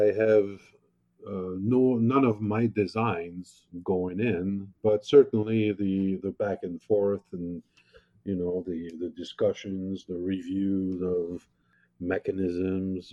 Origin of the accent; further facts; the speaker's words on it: France; now in United States; I grew up in France